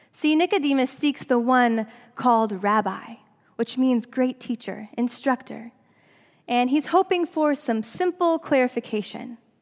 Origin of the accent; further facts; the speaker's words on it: Seattle, Washington, United States; moved away as an adult; also born or lived in Southern California / Princeton; Seattle is my hometown